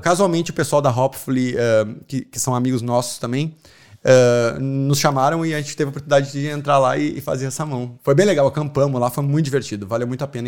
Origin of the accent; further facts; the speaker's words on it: Porto Alegre, Rio Grande do Sul, Brazil; moved away as an adult; now in Ireland; eu sou de Porto Alegre, se vocês não notaram ainda o sotaque.